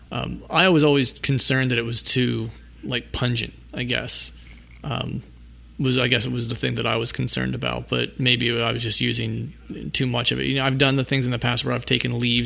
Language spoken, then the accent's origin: English; Pennsylvania, United States; born or raised there